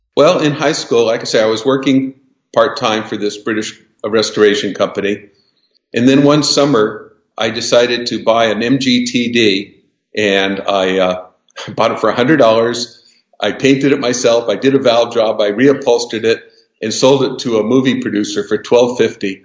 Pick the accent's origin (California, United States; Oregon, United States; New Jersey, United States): California, United States; Southern; I was born and raised in Southern California in the 50s and 60s